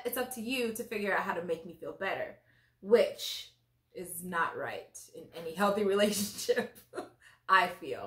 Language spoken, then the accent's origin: English; Nigeria; I am Nigerian. Parents Nigerian. I was born in Nigeria.